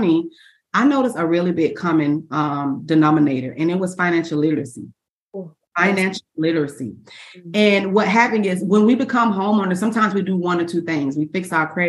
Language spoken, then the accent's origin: English; Orlando, Florida, United States; I was born and raised in Orlando, Florida